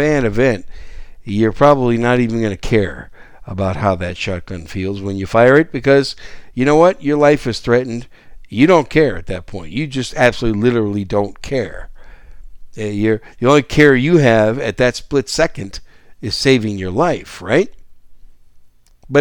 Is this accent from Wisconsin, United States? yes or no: yes; Wisconsin, United States; moved away; When I grew up as a kid in Wisconsin, a teenage kid and a young adult in Wisconsin